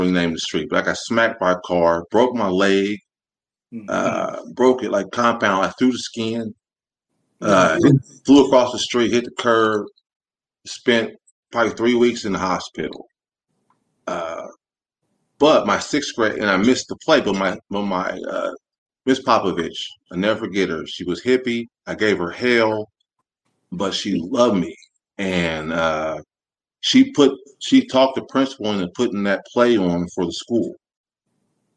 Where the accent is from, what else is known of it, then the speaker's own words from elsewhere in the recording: Muncie, Indiana, United States; moved away as an adult; now in Orlando, United States; I'm from the South Side, a little town called Muncie, Indiana, a little college town, about 40, 45 minutes north of Indianapolis